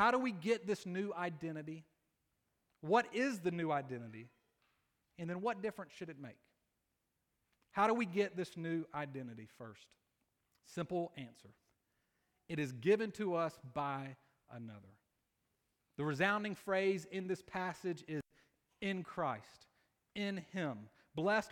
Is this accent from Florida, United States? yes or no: no; Columbus, Georgia, United States; I'm from Columbus, Georgia. I went to Pacelli High School